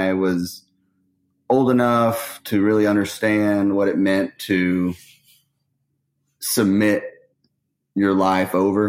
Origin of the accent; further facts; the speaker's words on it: Austin, Texas, United States; I grew up in North Austin